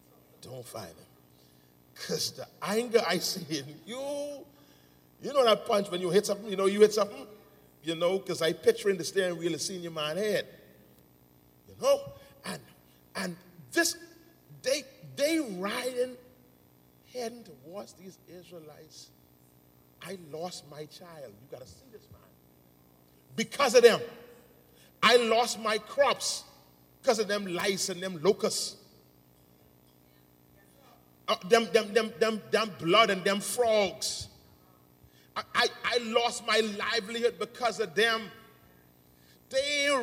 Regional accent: Nassau, New Providence, Bahamas; I grew up in the Grove. I grew up in Angleston

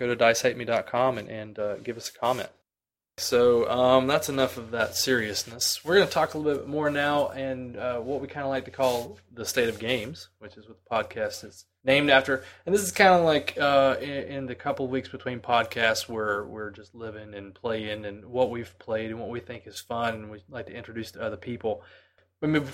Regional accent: United States; I'm an American, white American, very white

